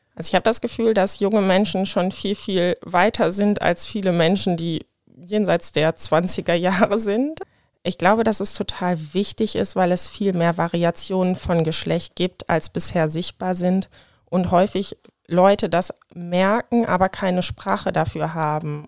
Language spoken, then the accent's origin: German; Hahn, Germany; now in Wuppertal, Germany; Ich bin in Hahn geboren.